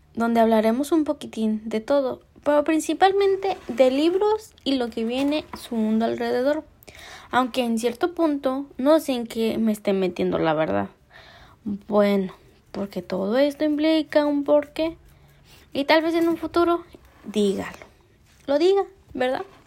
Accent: Mexico; Soy mexicana

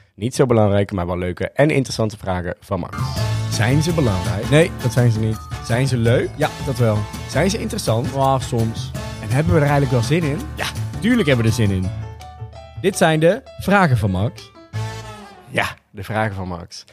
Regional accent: North Brabant, Netherlands; we komen uit Brabant.

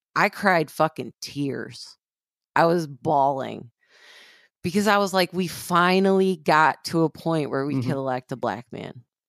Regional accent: Flint, Michigan, United States; I grew up in Flint, Michigan

